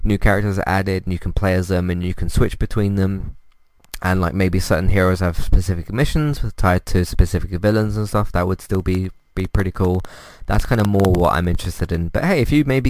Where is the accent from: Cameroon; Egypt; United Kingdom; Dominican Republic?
United Kingdom; As a British person myself